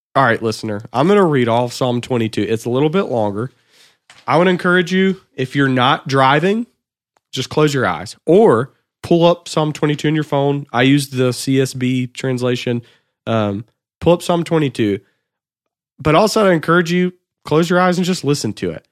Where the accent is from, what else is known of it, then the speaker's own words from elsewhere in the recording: Anderson, South Carolina, United States; I'm from Anderson, South Carolina